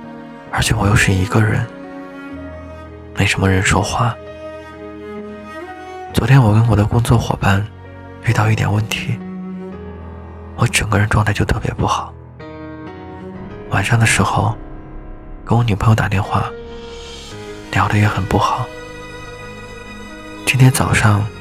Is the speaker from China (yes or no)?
yes; Liaoning, China; also born or lived in Beijing; now in Wuhan, China; 我在武汉的江夏区，武汉一直在下雨，最近几天有点冷。我是辽宁人，去年八月份之前一直在北京生活